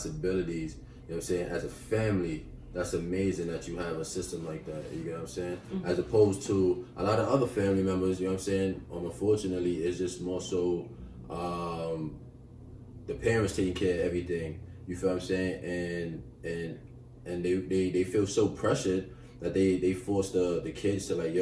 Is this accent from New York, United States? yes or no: yes; New York City, New York, United States; coming from Crown Heights, like, we was in a whole family